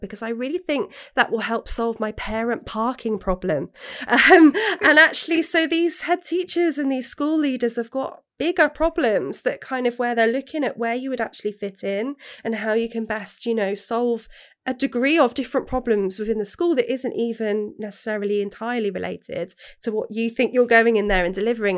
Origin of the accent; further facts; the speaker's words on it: England, United Kingdom; now in Wales, United Kingdom; when I grew up in England, um, having a Welsh name